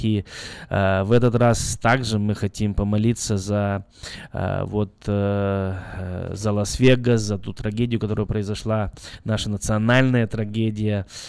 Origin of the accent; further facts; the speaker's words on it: Belarus; now in United States; я сам из Беларуси